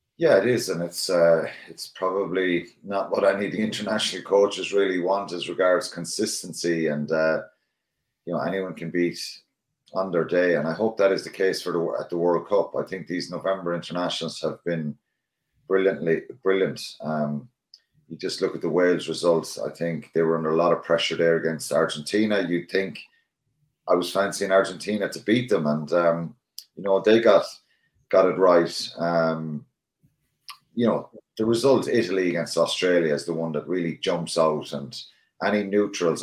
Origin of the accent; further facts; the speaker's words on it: Ireland; as Irish people